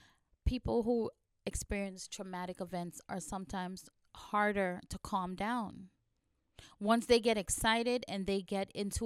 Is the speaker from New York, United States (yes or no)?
yes; New York City, New York, United States; Listen, as a New Yorker, let me tell you, all day long, all day long, I'm running into people with an attitude. People from all walks of life live in New York.